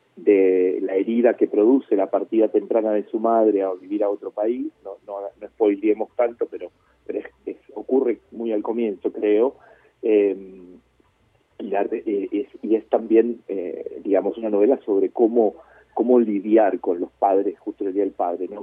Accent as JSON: {"language": "Spanish", "town": "Cipolletti", "region": "Río Negro", "country": "Argentina", "tie": "born or raised there", "also_born_or_lived": "Chile / La Plata", "moved": "yes", "lives_now": "Buenos Aires, Argentina", "said": "nosotros nos exiliamos de Chile en el 75 y después yo viví con mi familia en Cipolletti hasta que fui a, la gran ciudad"}